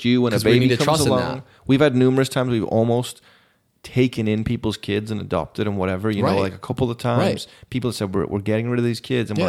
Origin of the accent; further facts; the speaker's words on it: England, United Kingdom; I'm not Mexican or Black, yeah. but I'm English.